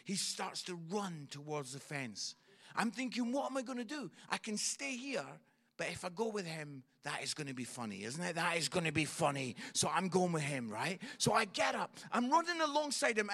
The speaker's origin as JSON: {"language": "English", "region": "Scotland", "country": "United Kingdom", "said": "I'm Scottish"}